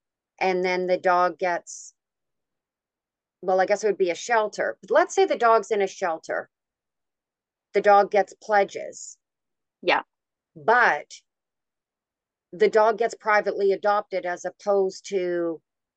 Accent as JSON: {"language": "English", "country": "Canada", "said": "I'm Canadian"}